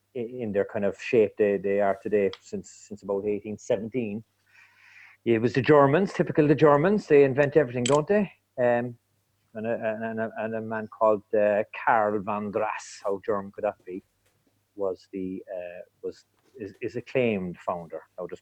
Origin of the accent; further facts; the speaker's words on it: Cork, Munster, Ireland; moved away as an adult; now in West Cork, Ireland; I'm from Cork City, and I've been in 20 years in West Cork.